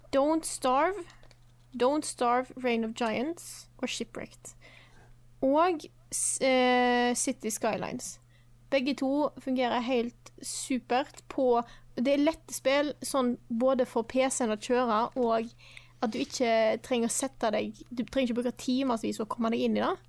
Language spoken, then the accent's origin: Norwegian; Stord, Vestland, Norway; moved away; når jeg er hjemme på Stord med familien